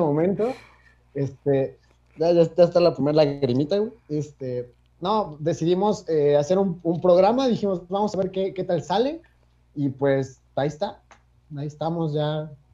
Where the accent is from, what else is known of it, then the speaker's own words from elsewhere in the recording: Cuernavaca, Morelos, Mexico; moved away as an adult; now in Mexico City, Mexico; soy de Cuernavaca, Morelos, vivo en Ciudad de México desde hace siete años